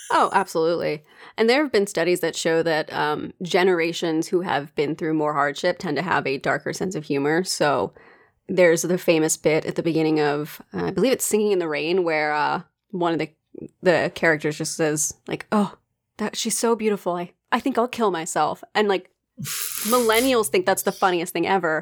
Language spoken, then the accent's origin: English; United States; accent: American; my American accent